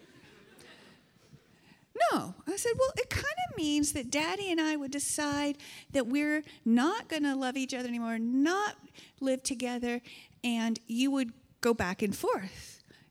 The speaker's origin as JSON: {"language": "English", "country": "United States", "moved": "yes", "lives_now": "Canada", "said": "I come from a region of the United States, and when I have my accent shows up"}